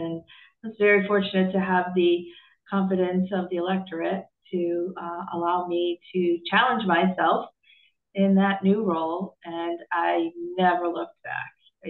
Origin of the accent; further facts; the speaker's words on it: Hamden, Connecticut, United States; also born or lived in West Haven; Well, it's a little bit like coming home for me. I grew up in Hamden and West Haven.